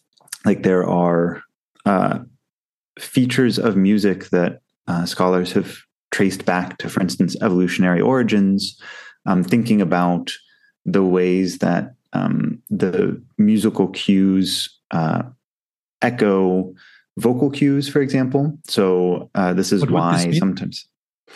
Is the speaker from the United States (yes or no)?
yes; United States; now in Southeast Asia; being an American myself